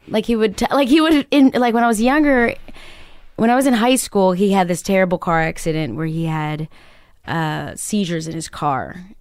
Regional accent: Chicago, Illinois, United States; I grew up in Chicago

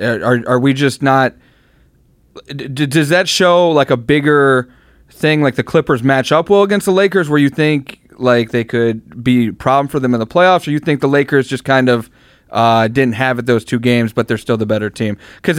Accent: Cleveland, Ohio, United States; I'm from Cleveland.

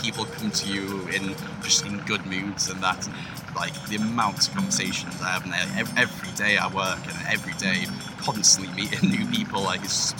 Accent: Middlesbrough, North East England, United Kingdom; moved away as an adult; now in London, United Kingdom; I'm from Middlesbrough actually, but I've lived in London for about 5 years. I'm based in Tooting at the moment.

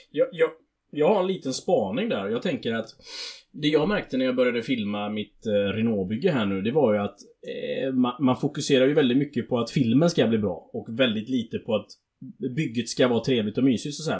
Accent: Alingsås, Västra Götaland, Sweden; accent: Alingsås English; sin egna Alingsås-engelska

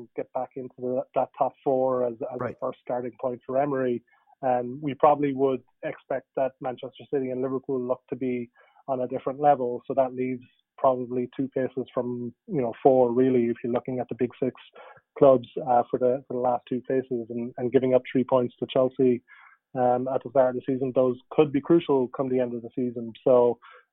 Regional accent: Ireland; I grew up in Ireland

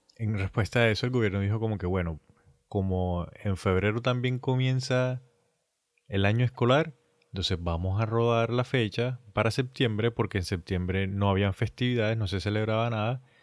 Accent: Colombia; nosotros somos colombianos

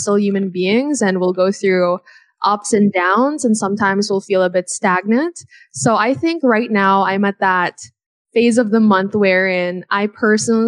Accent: United States; When I was a kid, I grew up in America

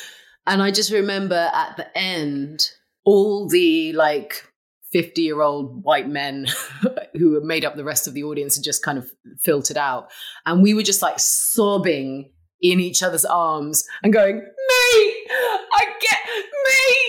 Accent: Malaysia; Like I say, I'm Malaysian.

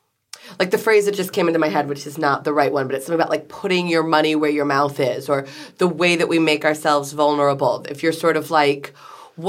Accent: United States; as an American

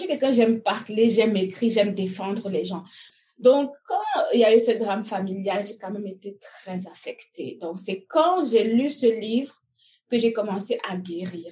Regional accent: Cameroon; moved away as an adult; also born or lived in Belgium; now in North America; Je suis née au Cameroun. Euh, j'ai étudié jusqu'à quand j'ai eu mon bac

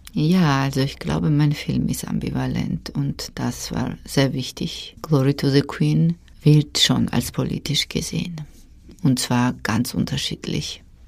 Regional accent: Georgia; German is a second language; moved away; Ich bin aufgewachsen in Georgien in einer Familie mit zwei Schwestern, mit Mutter und einer Tante

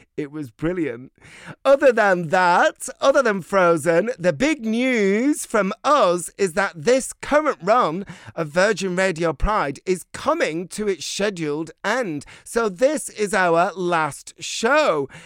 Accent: Bolton, North West England, United Kingdom; moved away; I grew up in Bolton

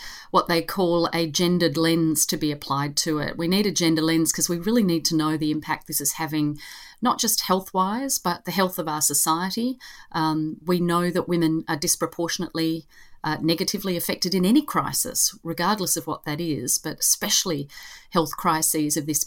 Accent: Australia

